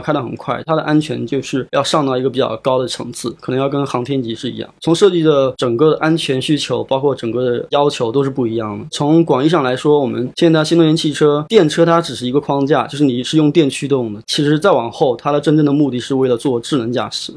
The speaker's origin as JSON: {"language": "Chinese", "town": "Nanjing", "region": "Jiangsu", "country": "China", "said": "我是江苏南京人"}